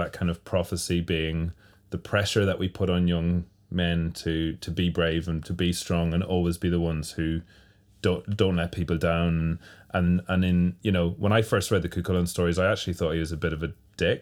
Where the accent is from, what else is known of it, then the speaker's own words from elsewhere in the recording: Ireland; my home country and home province